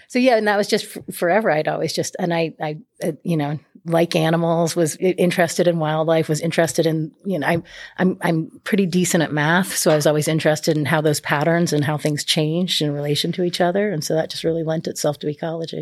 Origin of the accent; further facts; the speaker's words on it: New England, United States; moved away as an adult; also born or lived in Louisiana / San Diego, California; I'm originally from New England